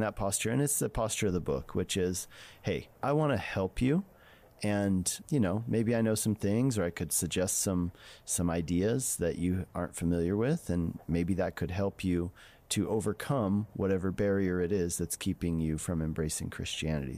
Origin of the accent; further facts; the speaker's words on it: Colorado, United States; I grew up in Colorado